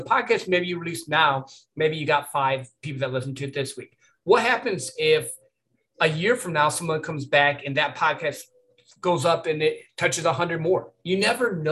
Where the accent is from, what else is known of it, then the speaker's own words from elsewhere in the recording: Michigan, United States; I grew up in Michigan